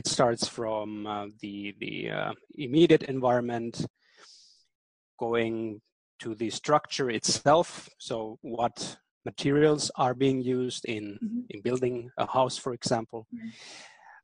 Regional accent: Berlin, Germany; first language German; English is a second language; I was born and raised in Berlin, actually, in Germany.

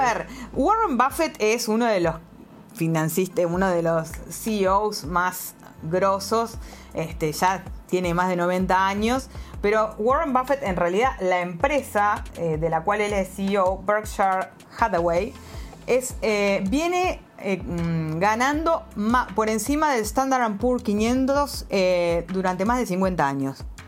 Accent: Uruguay; now in Shenzhen, China; que soy también uruguaya

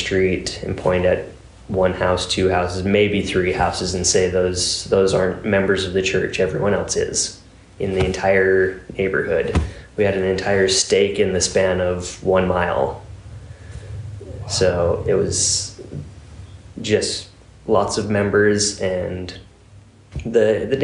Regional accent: Utah, United States; I grew up in Utah

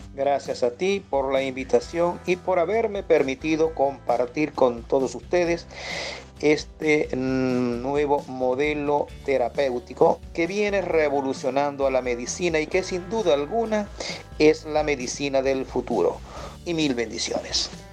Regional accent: Venezuela; en mi país, Venezuela

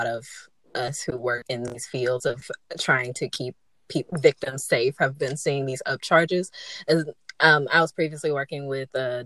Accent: Memphis, Tennessee, United States; I'm from Memphis, M-Town

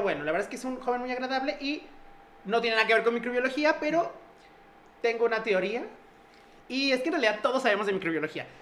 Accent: Mexico; para nosotros como mexicanos

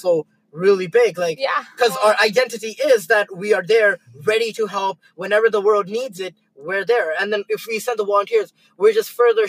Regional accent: Canada; Because, like, I'm a Canadian.

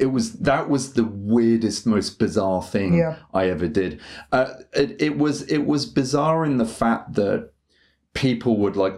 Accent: England, United Kingdom; now in Japan; like English people, we can have like this kind of naughty schoolboy in us.

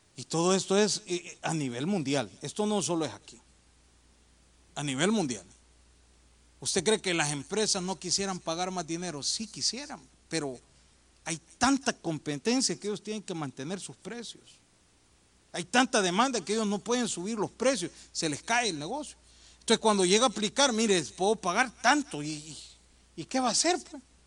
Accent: El Salvador; moved away; Eso en mi país no se ve, yo soy del Salvador, hermano, aunque me veo gringo, pero soy de allá

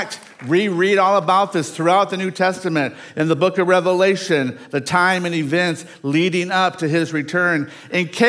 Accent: Dumas, Arkansas, United States; moved away; I came from Dumas, Arkansas

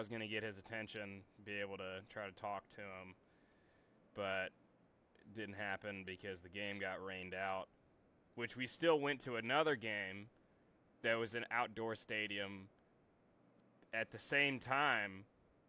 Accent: Tennessee, United States; Tennessee, United States

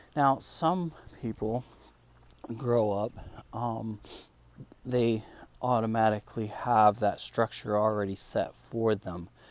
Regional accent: Spain; first language Spanish; English is a second language; now in United States; I live in America now. This is where I stay. I'm actually from Spain, but um, I'm in America.

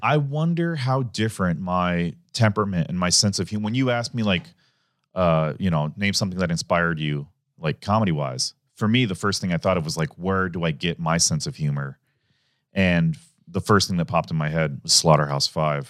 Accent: Omaha, Nebraska, United States; also born or lived in Lincoln, Nebraska; I grew up in Omaha

